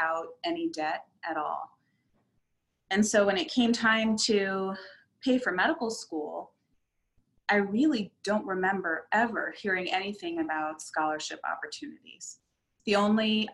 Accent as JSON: {"language": "English", "town": "Scottsdale", "region": "Arizona", "country": "United States", "said": "I'm from Scottsdale, Arizona, and there were not too many people of color living here at that time"}